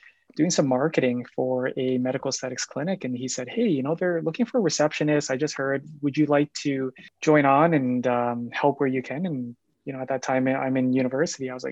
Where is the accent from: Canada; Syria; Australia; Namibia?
Canada; Calgary, Alberta; also born or lived in Japan; I'm Born and raised in Calgary. I did my schooling here in Calgary, so I'm a local